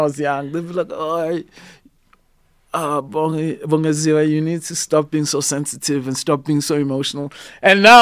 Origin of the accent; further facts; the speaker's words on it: South Africa; see myself as just a South African artist